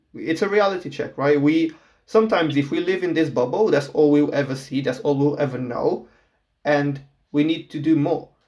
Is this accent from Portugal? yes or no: yes; Portugal; now in United Kingdom; I am from Portugal. I'm born and raised yeah. there